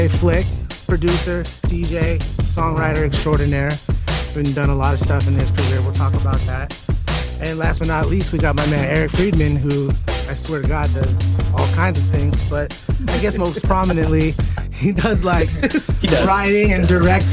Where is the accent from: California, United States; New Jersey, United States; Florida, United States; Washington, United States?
California, United States; Bay Area; we grew up in the Bay Area